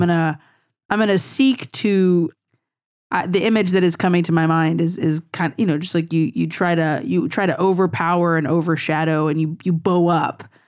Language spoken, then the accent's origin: English; Louisiana, United States; I'm from Louisiana